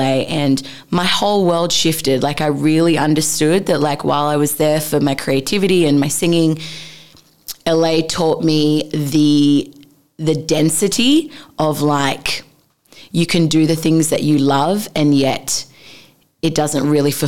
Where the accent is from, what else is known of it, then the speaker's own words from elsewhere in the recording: Sydney, New South Wales, Australia; moved away as an adult; also born or lived in Los Angeles / Bali; I grew up in Sydney, Australia. That's hometown.